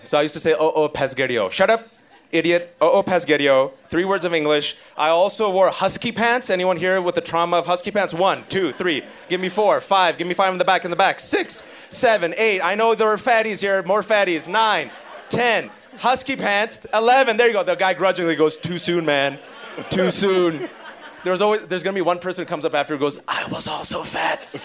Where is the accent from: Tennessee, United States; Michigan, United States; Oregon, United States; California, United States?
California, United States; Fremont; I'm an American son of Pakistani Muslim immigrants born and raised in the Bay Area, Fremontistan, California